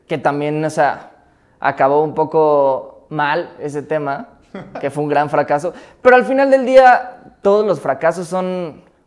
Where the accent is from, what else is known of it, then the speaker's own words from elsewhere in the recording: Mexico City, Mexico; yo crecí en CU desde los 9 a los 16 años